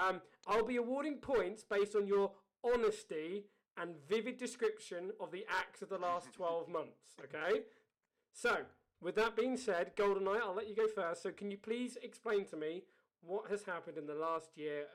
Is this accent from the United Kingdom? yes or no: yes; United Kingdom; as a Brit